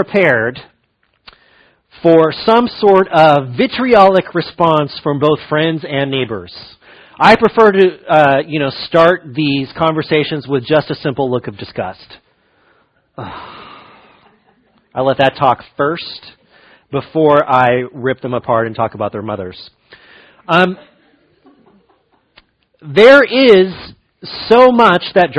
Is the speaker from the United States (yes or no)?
yes; Fresno, California, United States; I grew up in Fresno